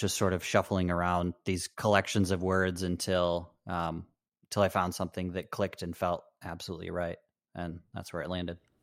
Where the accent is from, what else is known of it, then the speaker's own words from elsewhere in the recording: Michigan, United States; also born or lived in Chicago; I, I grew up in Michigan.